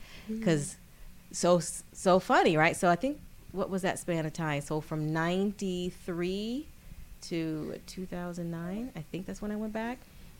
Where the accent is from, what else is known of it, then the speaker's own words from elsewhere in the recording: Detroit, Michigan, United States; but I'm from Detroit.